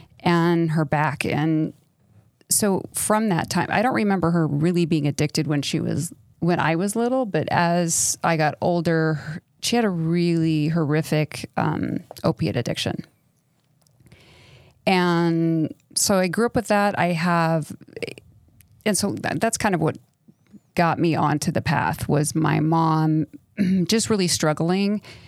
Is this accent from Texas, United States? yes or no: yes; El Paso, Texas, United States; also born or lived in New York City / Minnesota; Well, I grew up all over the country. So I grew up mostly in El Paso, and then we lived in New York City, and I lived in I graduated from high school in Minnesota.